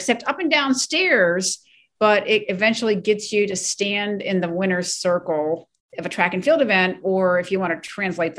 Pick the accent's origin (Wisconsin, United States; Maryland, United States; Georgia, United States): Maryland, United States; Ellicott City; being born and raised in Ellicott City, Maryland